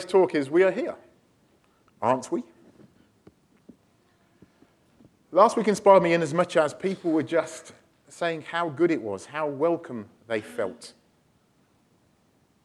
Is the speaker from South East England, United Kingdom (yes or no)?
no; near Stratford-upon-Avon, West Midlands, United Kingdom; moved away as an adult; also born or lived in Walthamstow; now in London, United Kingdom; we're from Midlands, near Stratford-upon-Avon and stuff, so we used to sort of living out in the countryside